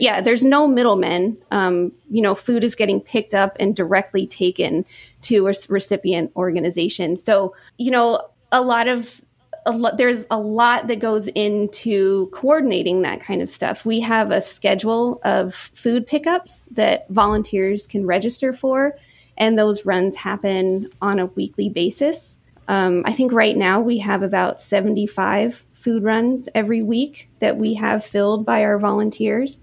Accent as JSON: {"language": "English", "area": "Hill Country", "region": "Central Texas", "country": "United States", "tie": "born or raised there", "lives_now": "Austin, United States", "said": "I'm from Central Texas. I grew up in the very rural hill country"}